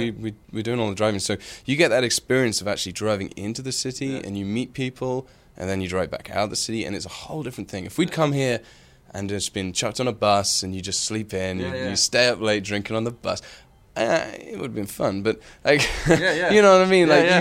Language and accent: English; United Kingdom; Like we're very British, and a super British band suddenly goes to LA and does an LA video.